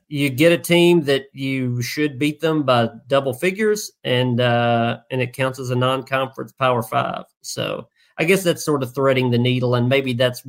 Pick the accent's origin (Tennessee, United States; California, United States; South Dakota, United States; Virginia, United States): Tennessee, United States; I grew up in Tennessee. In the seventh grade, I think we took Tennessee history instead of U.S. history.